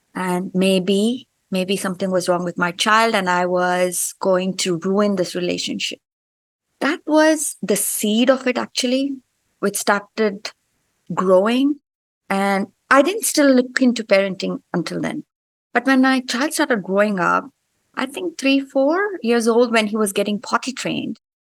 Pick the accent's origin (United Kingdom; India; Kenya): India; moved away as an adult; now in United States; I grew up in India